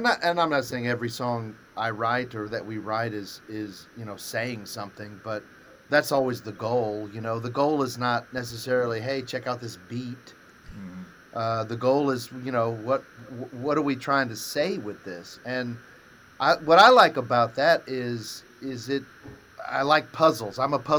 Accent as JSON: {"language": "English", "town": "Nashville", "region": "Tennessee", "country": "United States", "tie": "born or raised there", "said": "but anyway, growing up in Nashville musically, as I wouldn't change it for the world."}